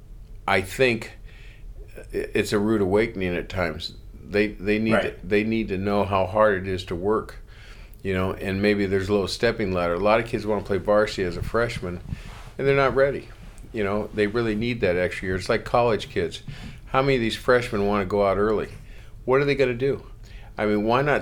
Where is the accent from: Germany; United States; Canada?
United States; Los Angeles, California; I grew up in Los Angeles